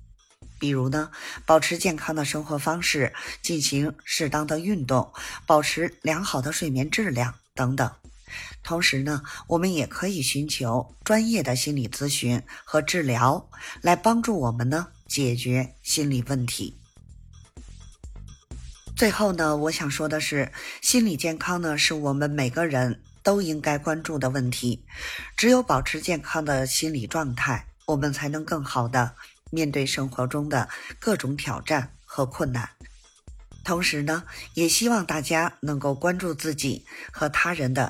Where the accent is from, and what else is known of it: Beijing, China